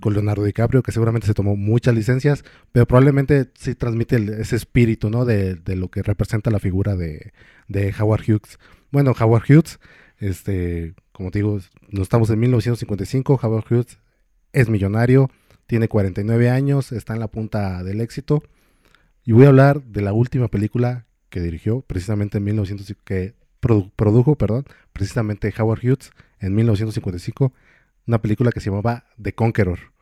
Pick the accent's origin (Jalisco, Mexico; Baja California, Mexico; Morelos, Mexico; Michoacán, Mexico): Michoacán, Mexico; soy aquí de Michoacán